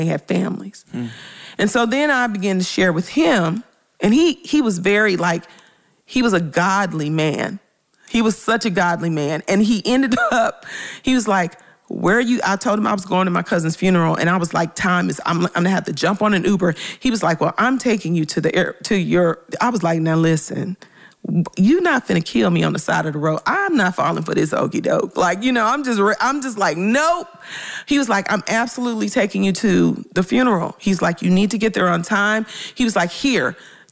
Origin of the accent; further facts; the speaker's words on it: Memphis, Tennessee, United States; moved away; I'm originally from Memphis